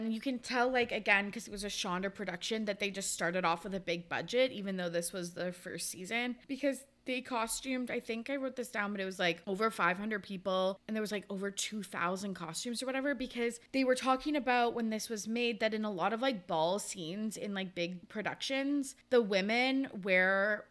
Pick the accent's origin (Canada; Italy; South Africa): Canada; Kamloops, British Columbia; now in Victoria, Canada; They lived in Kamloops, which was my hometown.